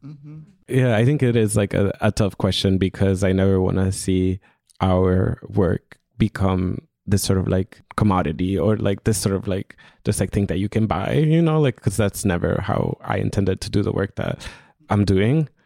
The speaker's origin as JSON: {"language": "English", "country": "Honduras", "moved": "yes", "said": "I'm originally from Honduras"}